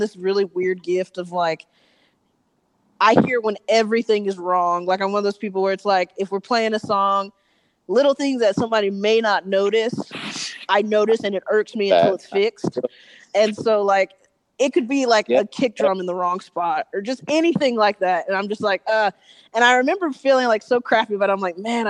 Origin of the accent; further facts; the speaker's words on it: Atlanta, Georgia, United States; moved away as an adult; now in Los Angeles, United States; we're from Atlanta, but we live in L.A.